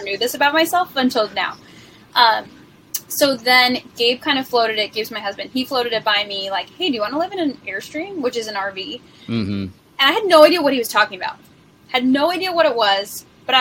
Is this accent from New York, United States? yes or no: yes; New York, United States; also born or lived in San Diego; now in Austin, United States; We're both from New York and our parents still live there